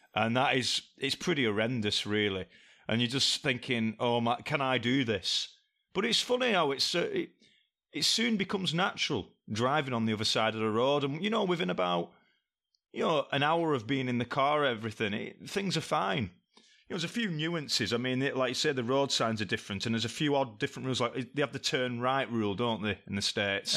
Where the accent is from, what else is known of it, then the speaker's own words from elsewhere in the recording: England, United Kingdom; I come from England